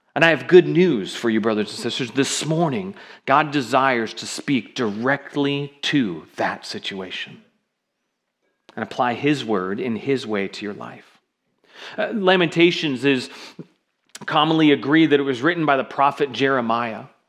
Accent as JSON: {"language": "English", "town": "Seattle", "region": "Washington", "country": "United States", "tie": "born or raised there", "also_born_or_lived": "South Florida", "moved": "yes", "lives_now": "Kirkville area, United States", "said": "I grew up in Seattle"}